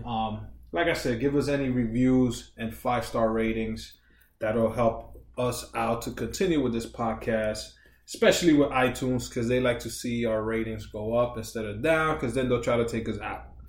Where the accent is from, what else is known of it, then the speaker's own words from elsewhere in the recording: New York, United States; I grew up in New York